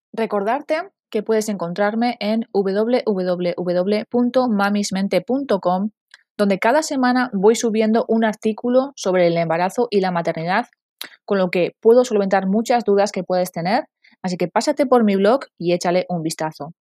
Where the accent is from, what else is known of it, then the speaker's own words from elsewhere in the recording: San Sebastián, Basque Country, Spain; Tengo 39 años y soy de San Sebastián.